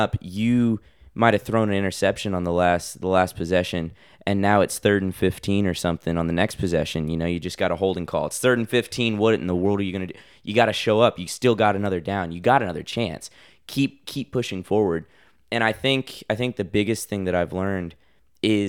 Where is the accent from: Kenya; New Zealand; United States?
United States; Nashville, Tennessee; Going to Belmont University, just in Nashville, my hometown